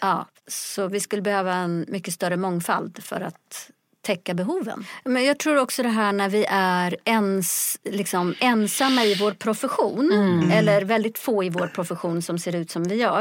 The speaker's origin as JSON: {"language": "Swedish", "country": "Sweden", "tie": "born or raised there", "also_born_or_lived": "Ethiopia / Stockholm", "said": "jag är själv adopterad från Etiopien. Kom till Sverige som liten bebis 1971"}